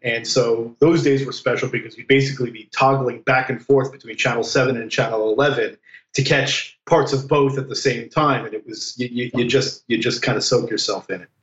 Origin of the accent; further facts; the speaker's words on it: New Jersey, United States; I grew up in New Jersey, so you know we were in the New York uh, uh media sphere